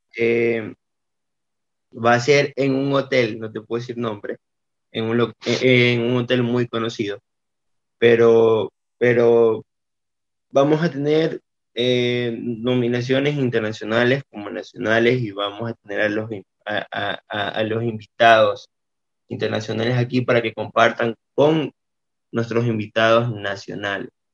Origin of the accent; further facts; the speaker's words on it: Portoviejo, Manabí, Ecuador; Somos de Puerto Viejo, Manaví, donde la gente lo conoce como Chupamango